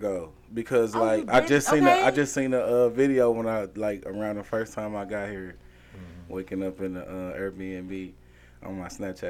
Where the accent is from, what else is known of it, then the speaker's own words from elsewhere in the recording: Cotton Plant, Arkansas, United States; I'm from a small town called Kind Plant, Arkansas.